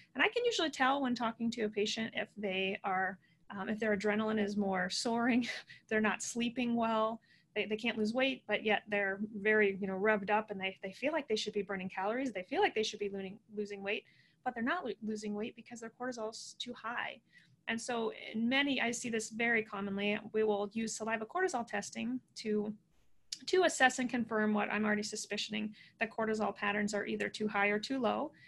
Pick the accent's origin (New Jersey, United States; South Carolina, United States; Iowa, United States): Iowa, United States; Midwest; born and raised in the Midwest.